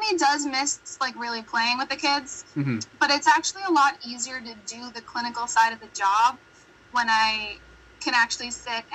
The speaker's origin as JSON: {"language": "English", "country": "United States", "accent": "American", "said": "my very American accent"}